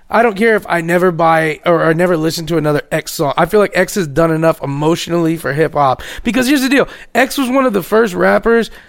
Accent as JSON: {"language": "English", "town": "Miami", "region": "Florida", "country": "United States", "said": "from Miami, Florida."}